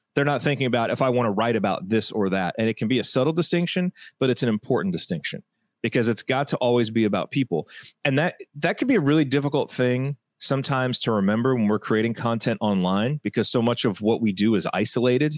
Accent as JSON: {"language": "English", "region": "Indiana", "country": "United States", "tie": "born or raised there", "said": "I grew up in Indiana"}